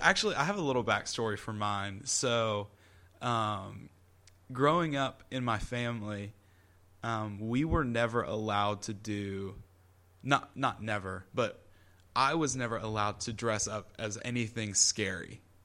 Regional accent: Columbia, South Carolina, United States; I'm from Columbia

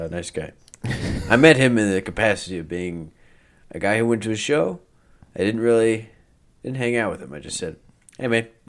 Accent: Kentucky, United States; I'm a very intelligent guy. I'm just from rural Kentucky.

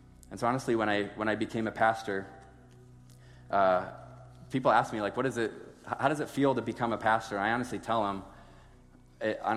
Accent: Sioux Falls, South Dakota, United States; I grew up in Sioux Falls my entire life.

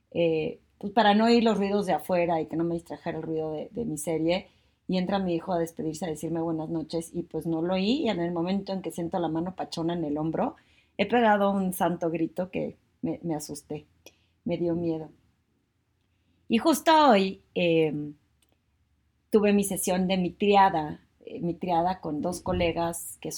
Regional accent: Torreón, Coahuila, Mexico; now in Mexico City, Mexico; como yo cuando me vine de Torreón a la Ciudad de México, pues no me dio miedo, sentía emoción, una nueva vida

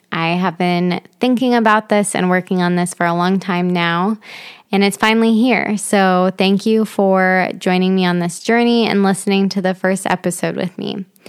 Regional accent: Dayton, Ohio, United States; I am originally from Dayton, Ohio

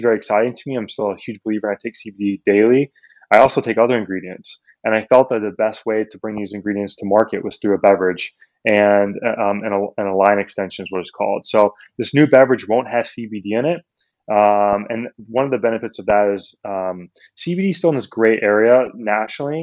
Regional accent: Midwest, United States; I grew up in the Midwest

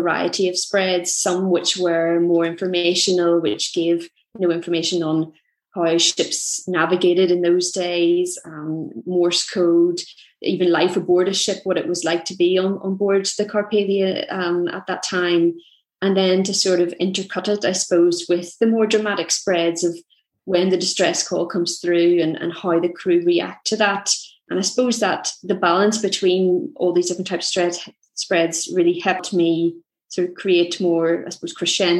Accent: Belfast, Northern Ireland, United Kingdom; I'm from Belfast

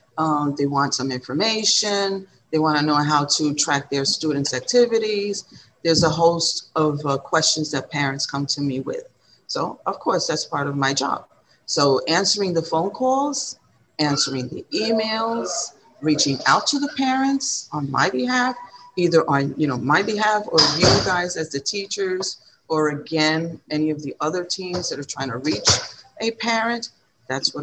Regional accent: New York, United States; I was born and raised here on the Lower East Side

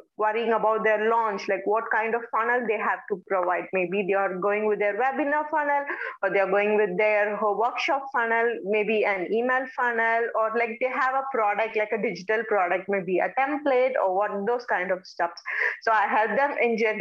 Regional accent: India; I'm from India.

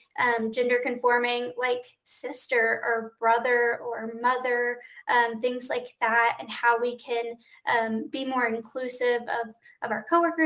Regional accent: Texas, United States; I'm from Texas.

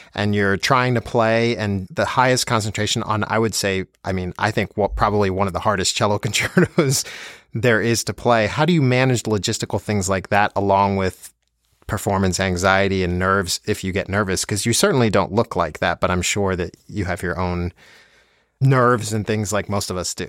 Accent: Plainfield, New Jersey, United States; I grew up in New Jersey also

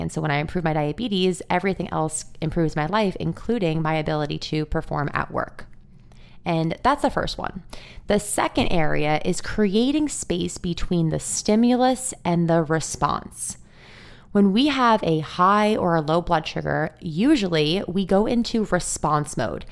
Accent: Long Island, New York, United States; I grew up on Long Island in New York, and I live here today

